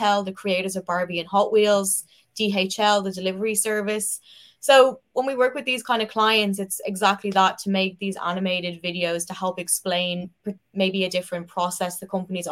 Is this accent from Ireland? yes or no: yes; Dublin, Leinster, Ireland; moved away as an adult; now in Belfast, United Kingdom; I'm originally from Dublin